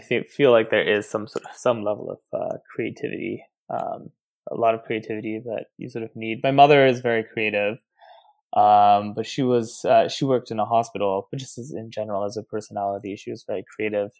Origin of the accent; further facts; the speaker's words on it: Nairobi, Kenya; now in Brooklyn, United States; I grew up in Nairobi, Kenya